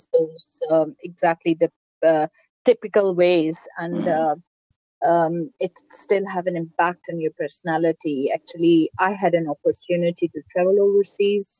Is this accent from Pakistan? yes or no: yes; Pakistan; I'm Pakistani